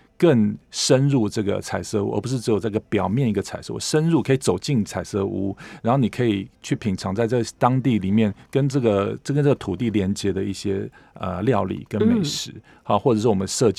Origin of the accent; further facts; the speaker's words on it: Taipei, Taiwan; moved away as an adult; now in Keelung, Taiwan; 从小住在大安区哦，搬到啊海港边哦